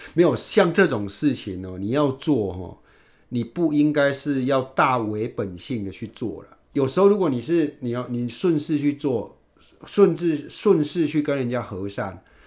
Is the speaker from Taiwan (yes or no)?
yes; Yunlin County, Taiwan; moved away as an adult; also born or lived in Taipei; 我们云林那边